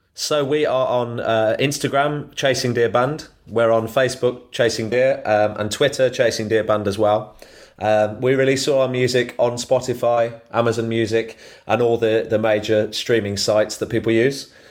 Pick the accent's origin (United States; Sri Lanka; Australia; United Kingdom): United Kingdom; Solihull, West Midlands; I'm originally from Solihull